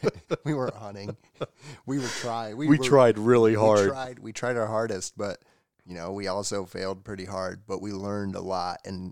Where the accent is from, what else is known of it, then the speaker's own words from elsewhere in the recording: Indiana, United States; moved away as an adult; also born or lived in Texas; So I grew up in Indiana and lived there my whole life. And then when I was 20 years old, I decided that, hey, I want to do something different. I want to leave.